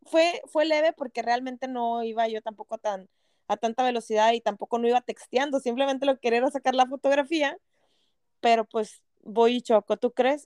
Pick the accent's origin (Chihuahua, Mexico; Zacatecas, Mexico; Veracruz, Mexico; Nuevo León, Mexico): Nuevo León, Mexico; Monterrey; moved away as an adult; now in Canada; yo que soy regia